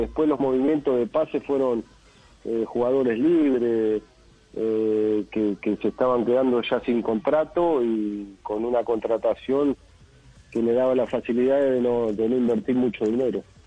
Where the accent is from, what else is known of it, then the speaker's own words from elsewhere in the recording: Mar del Plata, Buenos Aires Province, Argentina; acá en Mar del Plata, mi ciudad natal